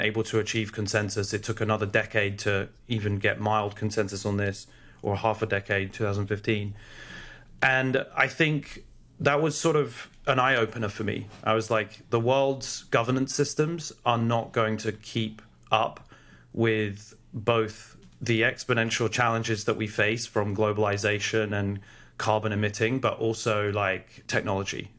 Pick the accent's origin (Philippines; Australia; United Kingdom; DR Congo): United Kingdom; London; also born or lived in Oxford; I grew up in London and went to Oxford